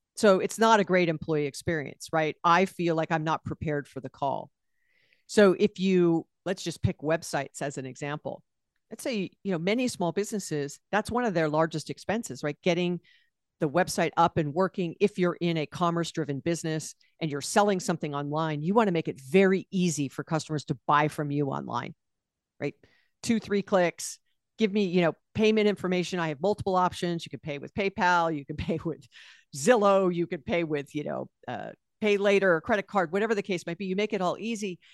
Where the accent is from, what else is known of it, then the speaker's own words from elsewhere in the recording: Honolulu, Hawaii, United States; moved away as an adult; also born or lived in California; I was born and raised there